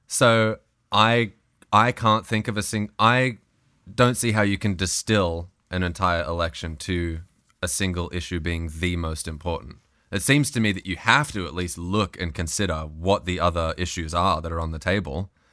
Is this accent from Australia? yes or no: yes; Australia; moved away as an adult; now in United States